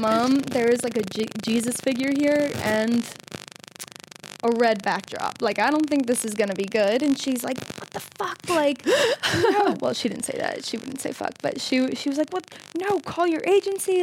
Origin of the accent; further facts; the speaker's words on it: Florida, United States; I'm from Florida